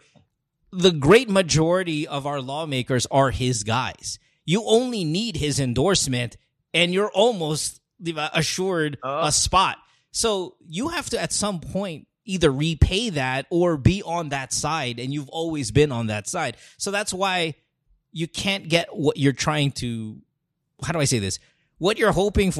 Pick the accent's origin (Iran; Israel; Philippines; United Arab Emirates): Philippines; Central Luzon; moved away; also born or lived in Manila; growing up in Bulacan